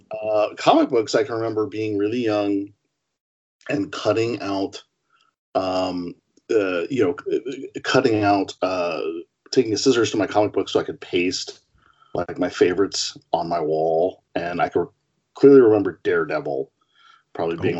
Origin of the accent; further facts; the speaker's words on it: Portland, Oregon, United States; growing up in Portland, Oregon